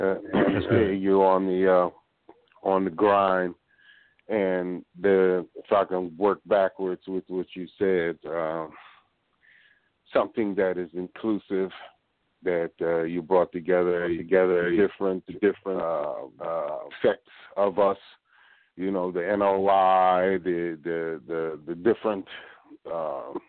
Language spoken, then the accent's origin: English; Philadelphia, Pennsylvania, United States; I'm from Philly